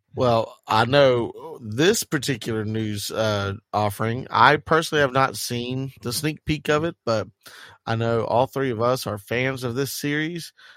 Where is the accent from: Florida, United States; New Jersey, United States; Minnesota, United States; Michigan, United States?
Florida, United States; Jacksonville; we're all from Jacksonville